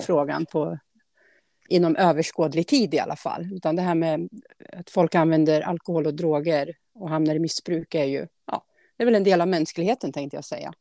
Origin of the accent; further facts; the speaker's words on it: Årby, Sweden; från Årby, där jag är ifrån